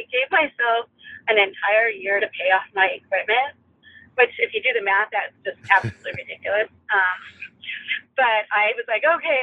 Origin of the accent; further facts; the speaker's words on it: California, United States; moved away; I'm from California